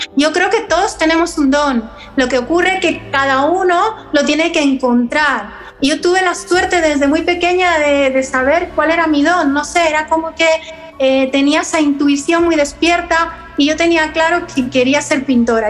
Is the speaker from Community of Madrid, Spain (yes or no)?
yes; Madrid, Community of Madrid, Spain; yo siendo madrileña